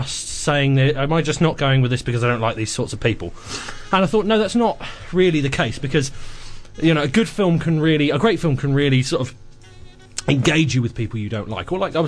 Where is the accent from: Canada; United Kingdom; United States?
United Kingdom; England; Well, I'm English. My whole life is a passive-aggressive note.